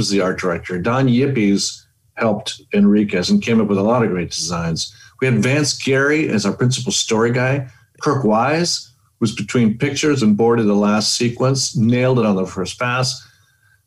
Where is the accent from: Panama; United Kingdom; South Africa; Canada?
Panama; Panama City; moved away as an adult; also born or lived in Boston, United States; now in Los Angeles, United States; went back to Panama, which is where I was born and raised